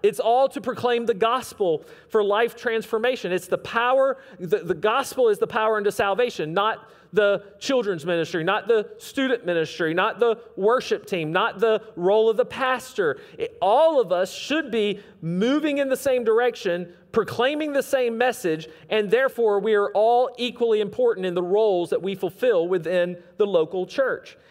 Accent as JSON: {"language": "English", "region": "the South", "country": "United States", "said": "we don't sound like that down here"}